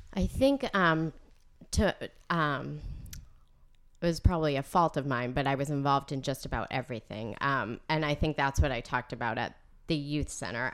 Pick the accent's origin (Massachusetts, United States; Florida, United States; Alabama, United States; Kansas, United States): Massachusetts, United States; North Andover; also born or lived in Providence; I am from North Andover. I grew up here out on Chestnut Street